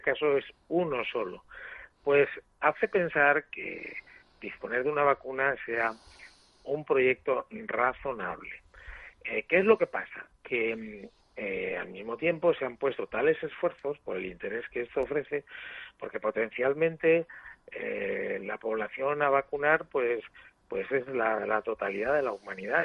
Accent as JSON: {"language": "Spanish", "region": "Asturias", "country": "Spain", "said": "Estoy en Asturias, que es mi lugar. De... Eh, yo soy asturiano"}